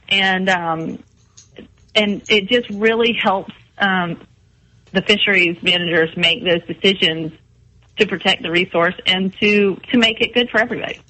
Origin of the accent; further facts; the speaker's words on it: Mount Pleasant, South Carolina, United States; also born or lived in Columbia, South Carolina; I grew up here in Mount Pleasant